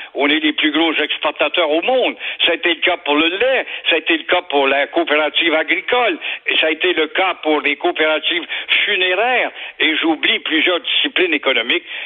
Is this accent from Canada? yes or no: yes; Quebec, Canada; on est fiers, on est canadien Français, Québécois.